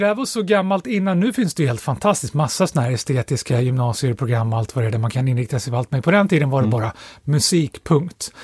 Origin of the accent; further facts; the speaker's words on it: Stockholm, Stockholm County, Sweden; Jag är uppvuxen i Storstockholm, precis utanför tullarna, över bron ifrån Södermalm, så jag är uppvuxen på, right. i Axelsberg